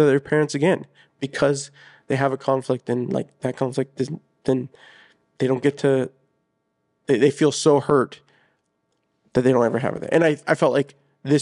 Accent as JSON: {"language": "English", "country": "United States", "tie": "born or raised there", "said": "I was born here in the States, but I had two parents who were very, you know, Mexican"}